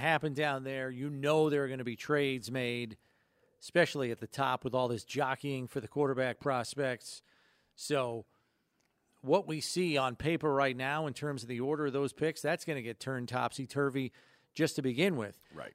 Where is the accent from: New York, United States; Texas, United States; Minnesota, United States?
New York, United States; downstate; I grew up downstate